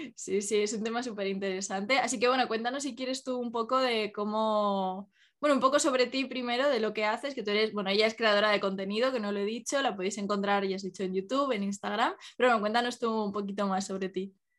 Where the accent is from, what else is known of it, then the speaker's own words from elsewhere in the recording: Málaga, Andalusia, Spain; now in Pamplona, Spain; yo que soy de, o sea, que me crié en Málaga